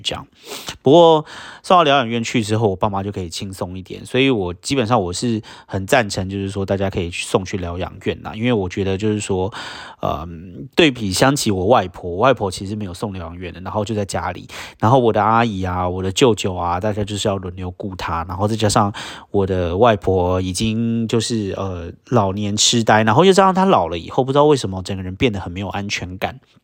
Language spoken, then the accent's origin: Chinese; Sanzhi, New Taipei, Taiwan; now in United States; 从小在三只长大的人